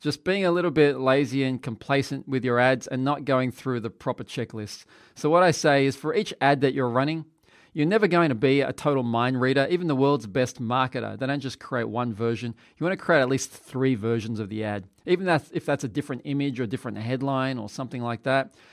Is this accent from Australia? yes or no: yes; Australia; I'm from Australia